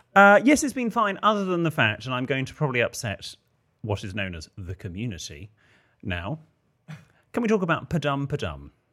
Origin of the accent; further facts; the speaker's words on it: the Southwest, South West England, United Kingdom; moved away; I grew up in the Southwest